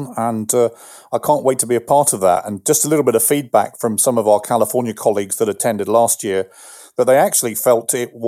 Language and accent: English; London, United Kingdom; moved away as an adult; also born or lived in Virginia; now in United States; being an Englishman, having come from London